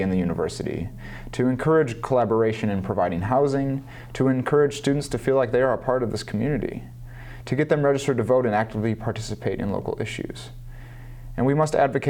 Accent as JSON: {"language": "English", "town": "Detroit", "region": "Michigan", "country": "United States", "moved": "as an adult", "lives_now": "Iowa City, United States", "said": "I'm originally from the Detroit, Michigan area, and I was in high school when the recession hit in 2008"}